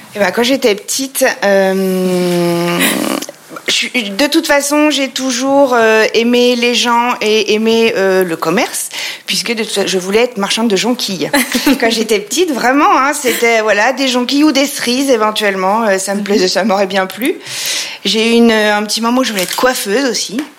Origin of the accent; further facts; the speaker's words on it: Troyes, Grand Est, France; also born or lived in Paris; je viens de Troyes, nous sommes à Troyes et je viens de Troyes. Euh, ça fait donc 40 euh, bah, ans que je suis installée ici